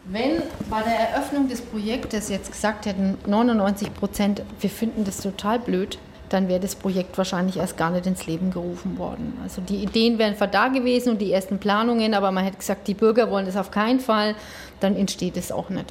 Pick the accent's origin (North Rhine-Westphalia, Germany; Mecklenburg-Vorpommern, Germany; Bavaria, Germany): Bavaria, Germany; Pegnitz; Ich bin in den 70er Jahren aufgewachsen und zwar unten am Thumberger Weg